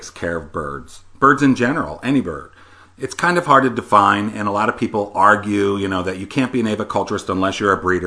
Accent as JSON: {"language": "English", "region": "Pennsylvania", "country": "United States", "tie": "born or raised there", "moved": "as an adult", "lives_now": "Austin, United States", "said": "I'm from Pennsylvania originally. It's where I was raised until I joined the military in my 20s"}